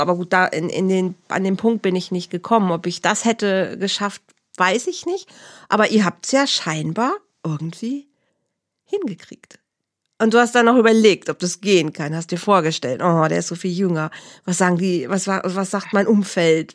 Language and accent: German; near Bielefeld and Herford, North Rhine-Westphalia, Germany; Leute aus meiner Heimat werden es kennen. Das ist in der Nähe von Bielefeld und Herford